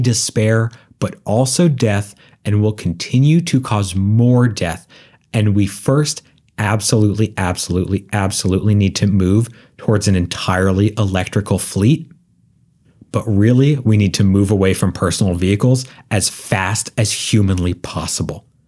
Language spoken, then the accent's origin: English; Northeast, United States; I grew up in the Northeast